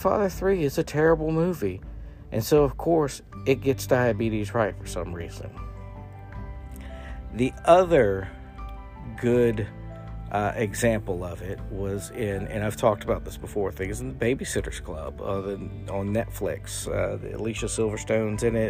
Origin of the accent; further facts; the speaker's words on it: the South, United States; growing up in the South